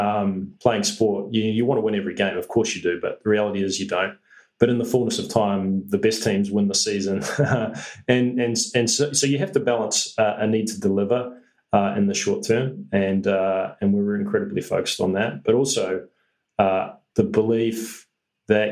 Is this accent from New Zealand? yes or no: yes; New Zealand; as a New Zealander